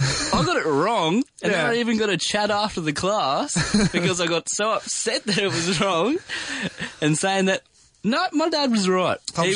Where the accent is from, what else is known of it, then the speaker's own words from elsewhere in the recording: Albury, New South Wales, Australia; now in Melbourne, Australia; I'm from Albury.